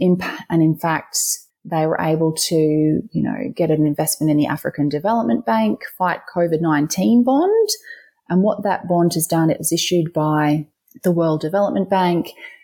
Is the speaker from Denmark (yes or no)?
no; Queensland, Australia; the Queensland Treasury has issued a green bond that went to finance, for example, this is in my home state, you know, the Gold Coast Light Rail Stage 2